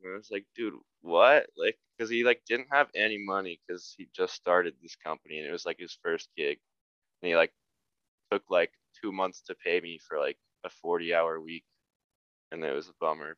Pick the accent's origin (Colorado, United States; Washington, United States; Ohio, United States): Colorado, United States; Highlands Ranch; now in Salt Lake City, United States; I'm from like probably like 15 minutes southwest of Denver in this town, Littleton Highlands Ranch